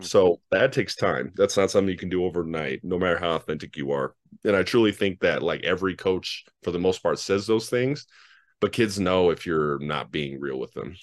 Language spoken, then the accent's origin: English; Denver, Colorado, United States; Well, I'm from Denver. I'm born and raised Denver kid.